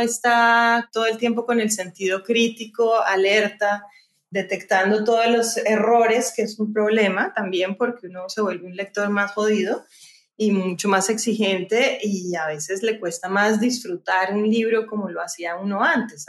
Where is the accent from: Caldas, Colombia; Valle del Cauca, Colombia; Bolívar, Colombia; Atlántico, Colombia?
Valle del Cauca, Colombia; Cali; yo pues nací en Cali, y soy la menor de cuatro hermanas